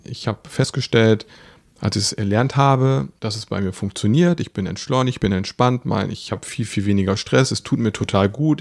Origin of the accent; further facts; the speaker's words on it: Osnabrück, Lower Saxony, Germany; bei uns in Osnabrück